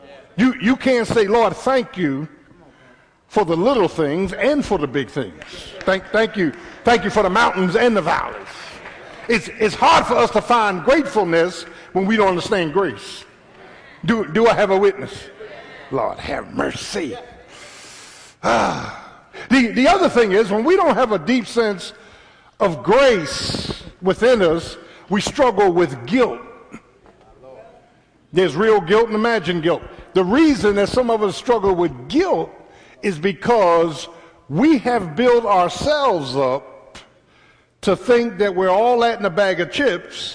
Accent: Philadelphia, Pennsylvania, United States; my first 17 years was in South Philly

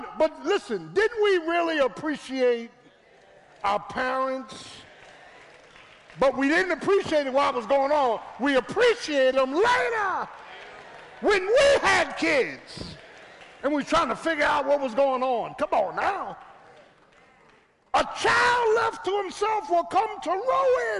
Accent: Philadelphia, Pennsylvania, United States; I'm from Philly. I'm from South Philly.

